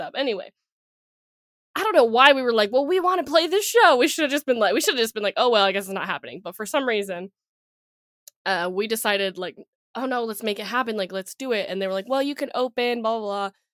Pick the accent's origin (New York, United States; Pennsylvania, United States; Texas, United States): Texas, United States; we're from Texas